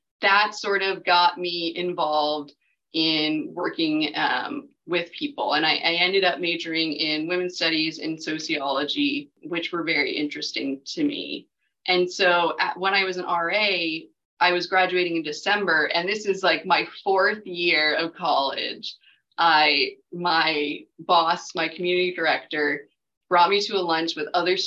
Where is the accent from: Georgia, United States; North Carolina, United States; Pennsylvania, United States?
North Carolina, United States; Raleigh; moved away as an adult; also born or lived in Virginia; I'm from Raleigh. I grew up here